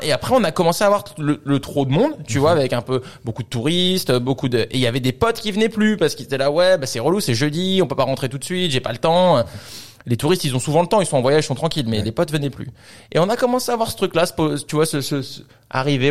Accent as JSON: {"language": "French", "country": "France", "tie": "born or raised there", "also_born_or_lived": "Vancouver / Australia", "said": "on est tous les deux français, on a grandi en France"}